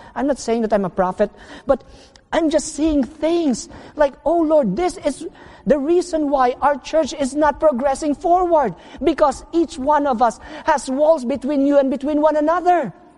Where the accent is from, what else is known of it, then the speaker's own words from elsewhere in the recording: Philippines; home meaning in the Philippines for two months, and home in my hometown for only two weeks